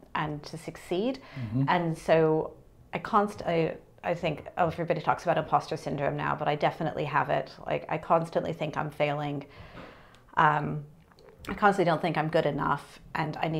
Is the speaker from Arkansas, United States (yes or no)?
no; New Mexico, United States; I'm from New Mexico